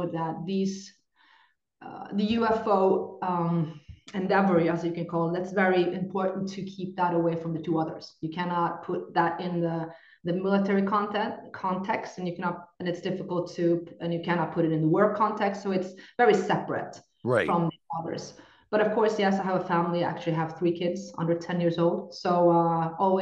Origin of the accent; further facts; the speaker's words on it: Norway; English is a second language; I come from Norway